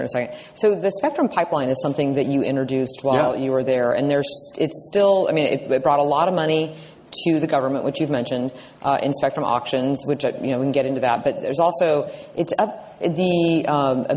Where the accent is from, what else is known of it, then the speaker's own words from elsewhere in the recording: Nebraska, United States; I'm from Nebraska. I came from an area that's actually fiber dense